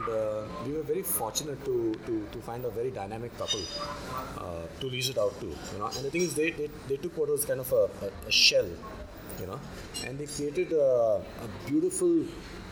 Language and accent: English; Goa, India; moved away as an adult; also born or lived in Mumbai, India / Hong Kong; I was born in Bombay actually, but I've lived all my life. So I've spent the first 20 years of my life in Goa